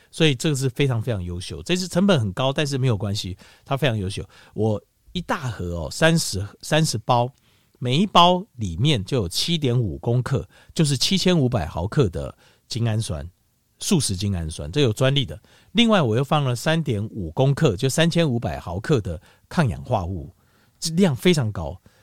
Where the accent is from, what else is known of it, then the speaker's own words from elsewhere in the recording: Taiwan; 你看像是我们台湾什么苦都吃过。